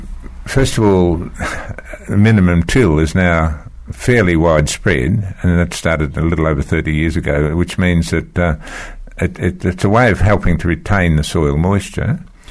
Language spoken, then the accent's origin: English; Victoria, Australia; My father was a World War One soldier settler, but we moved away from the farm in 1942 to this tiny town where he was the postmaster.